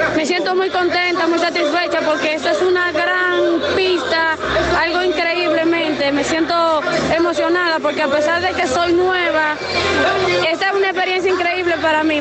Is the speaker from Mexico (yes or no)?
no; Constanza, La Vega, Dominican Republic; soy de Constanza, tengo 18 años de edad.